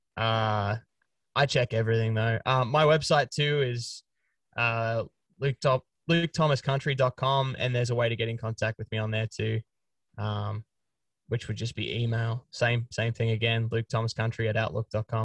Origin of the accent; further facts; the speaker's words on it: Australia; moved away as an adult; now in United States; I'm an Australian legally residing in the States.